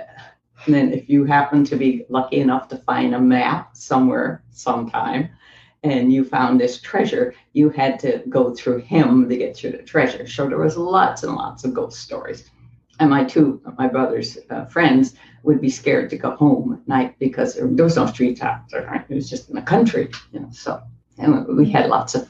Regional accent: Newfoundland and Labrador, Canada; I was born in Newfoundland, Canada, and I was the last of a large family.

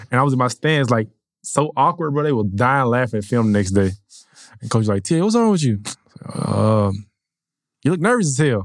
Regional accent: Atlanta, Georgia, United States; born and raised in Atlanta, um, went to Mays High School

